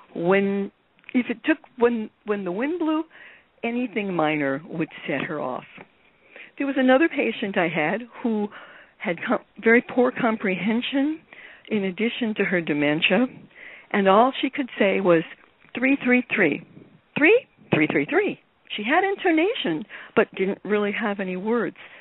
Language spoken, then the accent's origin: English; New York City, New York, United States; I grew up in New York City